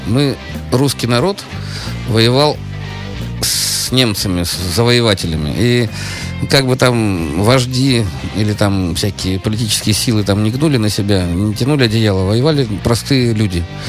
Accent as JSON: {"language": "Russian", "region": "Saint Petersburg", "country": "Russia", "tie": "born or raised there", "said": "мое детство прошел на Марата 80, как раз э, Тюзовский этот самый э, парк"}